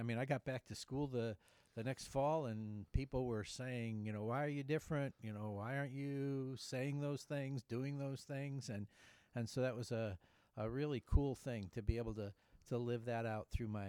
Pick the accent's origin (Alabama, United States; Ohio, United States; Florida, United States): Ohio, United States; also born or lived in Urbana / Toledo / Cleveland / Sugarcreek; So I was born in Urbana, Ohio.